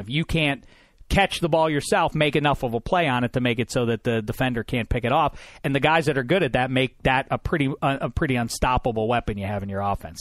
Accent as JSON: {"language": "English", "town": "Pittsburgh", "region": "Pennsylvania", "country": "United States", "said": "I'm from Pittsburgh, P"}